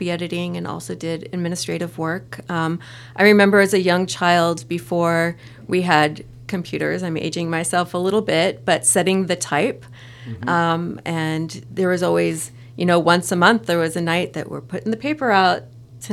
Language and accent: English; San Francisco Bay Area, Northern California, United States; moved away; I'm a native Californian, but I grew up on the other side of the state from in Northern California. I'm from the San Francisco Bay Area